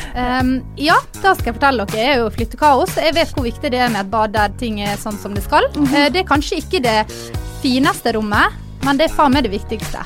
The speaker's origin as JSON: {"language": "Norwegian", "town": "Ålesund", "region": "Møre og Romsdal", "country": "Norway", "tie": "born or raised there", "moved": "yes", "said": "hjemme i Ålesund"}